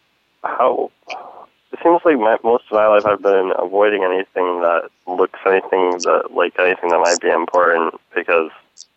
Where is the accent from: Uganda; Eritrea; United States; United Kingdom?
United States; Northern Michigan; I'm from Northern Michigan.